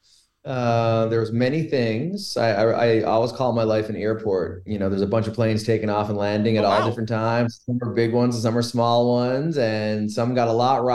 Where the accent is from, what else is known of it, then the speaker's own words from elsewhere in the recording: Logy Bay, Newfoundland and Labrador, Canada; I grew up in Logie Bay, which was the end of a dirt road when I was a kid.